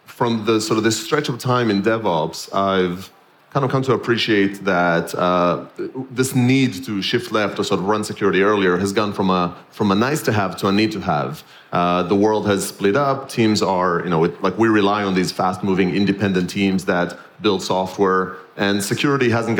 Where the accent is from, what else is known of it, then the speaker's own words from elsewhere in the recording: Israel; moved away; I'm born and raised in Israel